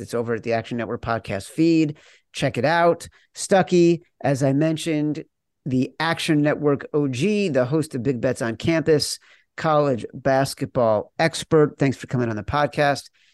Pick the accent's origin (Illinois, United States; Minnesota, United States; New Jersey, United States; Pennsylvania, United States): Illinois, United States; Chicago; I'm from Chicago